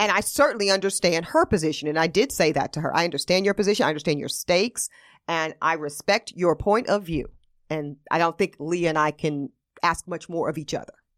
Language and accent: English; the South, United States; now in New York, United States; I'm also still from the South